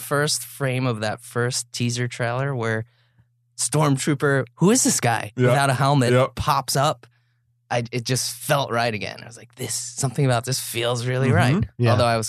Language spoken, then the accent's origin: English; New York, United States; I grew up on Long Island, and they were having a garage sale, and my brother and I bought all their Star Wars toys.